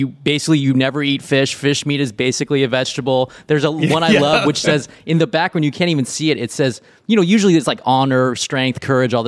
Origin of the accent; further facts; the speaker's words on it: Riverside, California, United States; my hometown of Riverside, California.